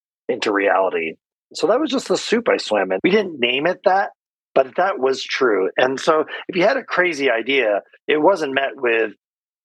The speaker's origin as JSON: {"language": "English", "region": "Connecticut", "country": "United States", "tie": "born or raised there", "moved": "as an adult", "lives_now": "California, United States", "said": "I grew up in Connecticut, came out west to California, came to school here"}